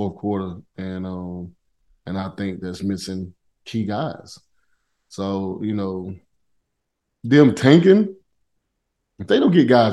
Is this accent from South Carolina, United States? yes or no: yes; South Carolina, United States; I grew up in South Carolina